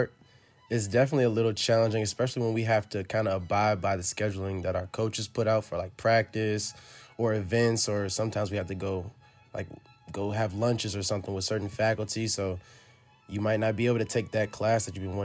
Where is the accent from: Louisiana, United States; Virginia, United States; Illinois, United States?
Virginia, United States; Richmond; moved away as an adult; now in Cambridge, United States; I'm a senior in Mather House from Richmond, Virginia